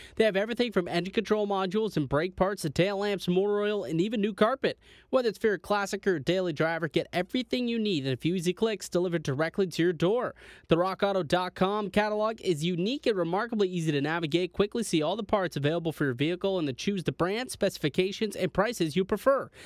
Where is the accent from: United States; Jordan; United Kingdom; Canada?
Canada; as a Canadian